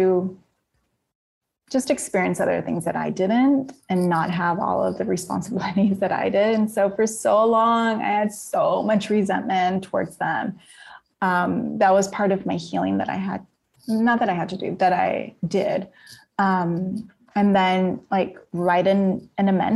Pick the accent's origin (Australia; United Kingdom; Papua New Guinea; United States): United States; Napa, California; I'm from Napa